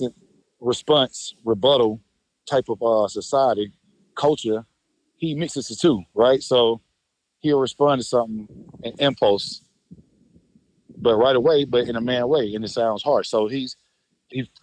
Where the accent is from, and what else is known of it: Atlanta, Georgia, United States